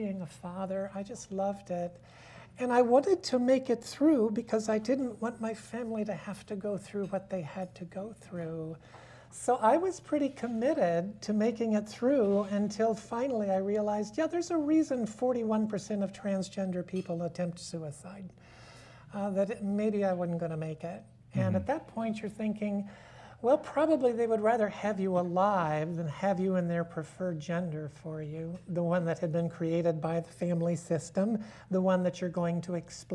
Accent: Akron, Ohio, United States; I grew up in Akron

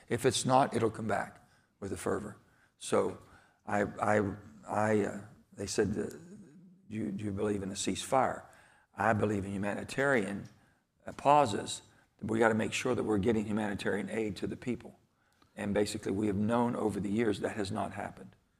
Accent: Farmington, West Virginia, United States; Growing up as a boy in, in the little Farmington, West Virginia, number nine, the coal mining towns

